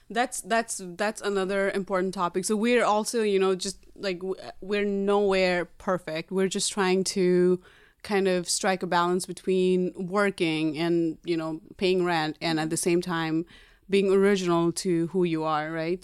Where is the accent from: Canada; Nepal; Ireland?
Nepal; now in New York, United States; I was born and raised in Nepal, and I came to America about twelve years ago.